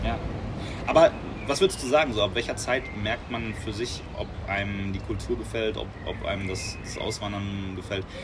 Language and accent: German; Germany; als Deutscher